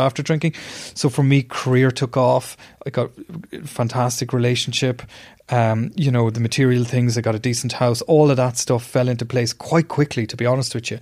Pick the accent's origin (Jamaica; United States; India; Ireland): Ireland; I was doing work overseas as an Irish journalist